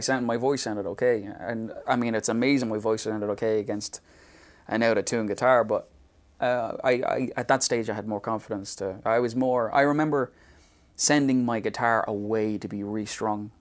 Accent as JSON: {"language": "English", "town": "Dublin", "region": "Leinster", "country": "Ireland", "tie": "born or raised there", "moved": "yes", "said": "the area in Dublin I was from."}